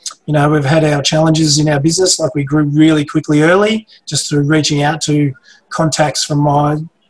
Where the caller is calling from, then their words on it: Geelong, Victoria, Australia; We're Geelong. Warm ponds in Geelong.